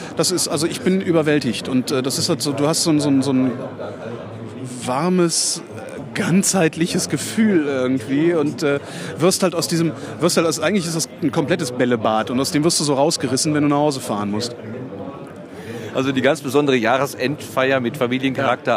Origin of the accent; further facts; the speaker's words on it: Cologne, North Rhine-Westphalia, Germany; moved away; in meine Heimat nach, nach, nach Köln